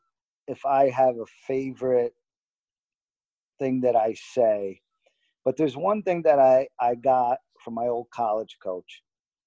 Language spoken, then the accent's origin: English; Garfield, New Jersey, United States; moved away; I came from Garfield. There were no cars picking you up in Garfield